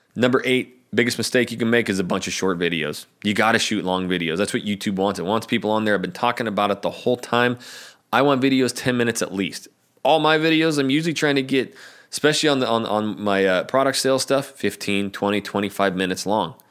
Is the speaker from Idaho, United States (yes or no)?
yes; North Idaho, United States; moved away as an adult; now in Portland, United States; I'm from North Idaho.